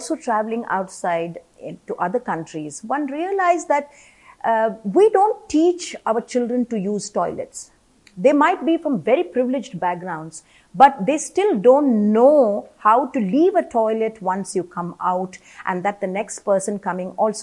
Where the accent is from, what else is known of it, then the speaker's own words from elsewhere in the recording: Kerala, India; I come from Kerala and I remember in my ancestral home, there was a separate room for the women who would be having their periods